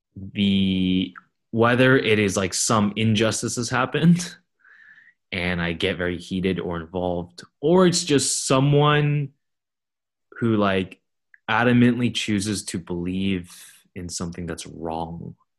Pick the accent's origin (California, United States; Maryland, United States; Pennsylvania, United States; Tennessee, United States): California, United States; Fremont; growing up in Fremont, it's slightly different demographically